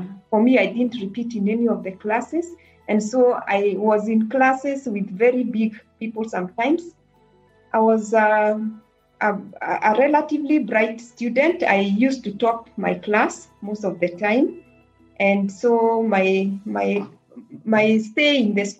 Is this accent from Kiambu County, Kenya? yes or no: yes; Kiambu County, Kenya; I grew up in Kiambu district. Then it was called district, but now it's called Kiambu County.